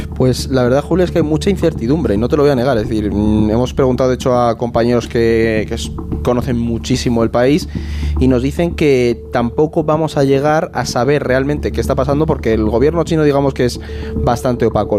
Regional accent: Spain; nuestro país

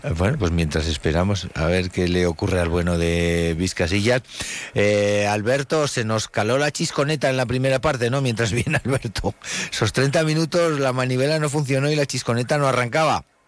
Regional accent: Huesca, Aragon, Spain; somos de aquí de Huesca

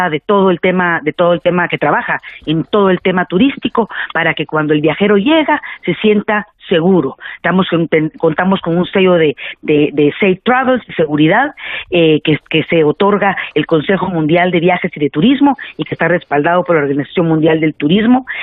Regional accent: Guatemala; Nosotros, la verdad, y nosotros como guatemaltecos también nos portamos a la altura para recibirlos.

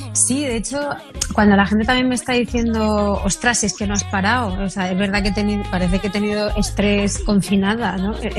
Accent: Castilla-La Mancha, Spain; moved away; irme para mi tierra manchega

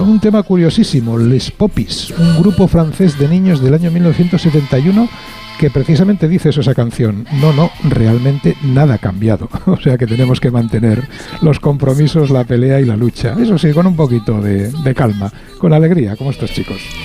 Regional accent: Barcelona, Catalonia, Spain; como catalán barcelonés

